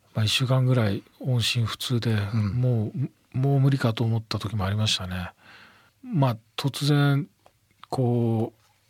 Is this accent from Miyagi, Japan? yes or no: yes; Miyagi, Japan; 僕の、あの、生まれ育った宮城県